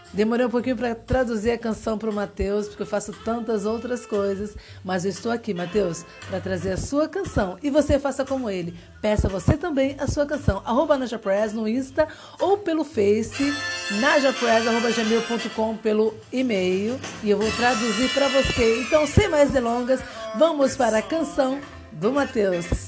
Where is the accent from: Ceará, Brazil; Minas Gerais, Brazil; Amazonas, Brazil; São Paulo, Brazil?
São Paulo, Brazil; eu sou paulistana